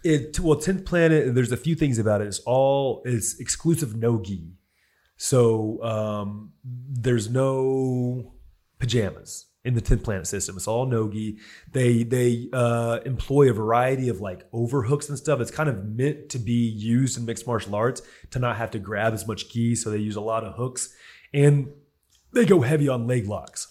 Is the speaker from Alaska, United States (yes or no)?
no; Houston, Texas, United States; West Houston. He goes, "What high school?" I go, "Stratford."